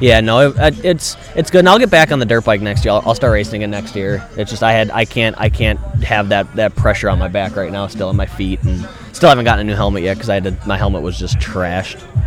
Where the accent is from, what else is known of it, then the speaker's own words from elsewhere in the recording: Milwaukee, Wisconsin, United States; I'm from Milwaukee, Wisconsin